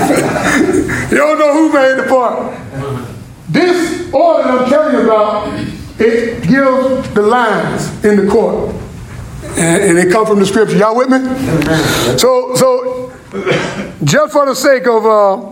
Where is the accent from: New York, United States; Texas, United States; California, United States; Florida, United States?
Florida, United States; I'm from Florida